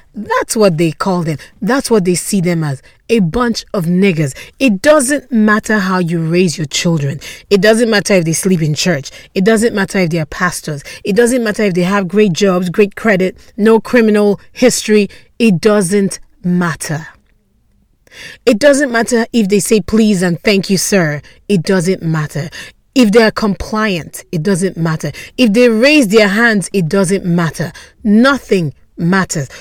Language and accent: English; Nigeria; I'm Nigerian